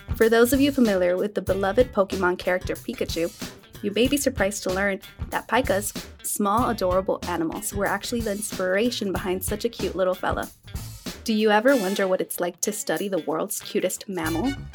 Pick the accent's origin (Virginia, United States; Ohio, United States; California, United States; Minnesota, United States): California, United States; Los Angeles; L A native, born and raised